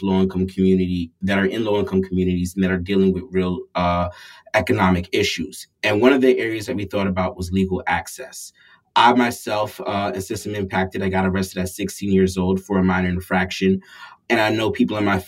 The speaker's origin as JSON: {"language": "English", "town": "New York City", "region": "New York", "country": "United States", "tie": "born or raised there", "said": "I grew up in New York City, Far Rockaway, New York, to be exact"}